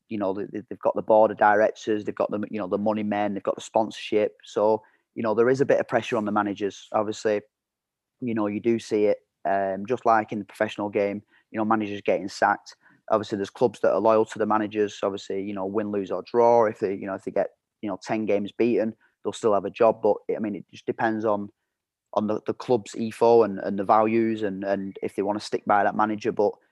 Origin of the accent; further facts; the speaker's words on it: United Kingdom; You know, we had a very good staff there, and we're all British lads, but we had our own backgrounds and we had our own beliefs and our own values.